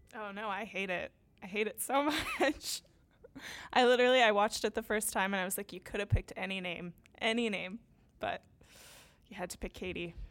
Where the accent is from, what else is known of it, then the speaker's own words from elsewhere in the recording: California, United States; I'm from California